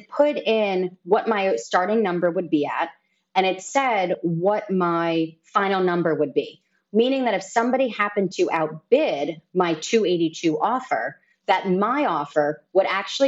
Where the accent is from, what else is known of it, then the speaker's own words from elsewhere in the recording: New York, United States; now in Dominican Republic; I'm a New Yorker